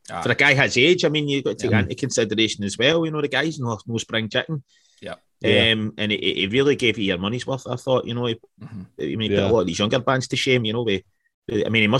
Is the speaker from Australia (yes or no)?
no; Scotland, United Kingdom; I'm hard and I'm Scottish